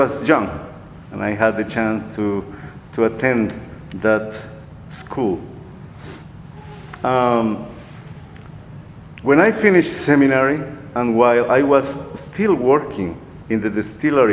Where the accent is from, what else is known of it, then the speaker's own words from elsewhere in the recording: Guatemala; moved away as an adult; also born or lived in Costa Rica; now in Texas, United States; I was born in Guatemala, but I am also a Costa Rican